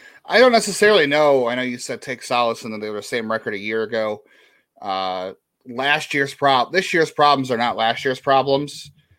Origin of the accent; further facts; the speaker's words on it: Michigan, United States; I was south of Detroit, but not south Detroit.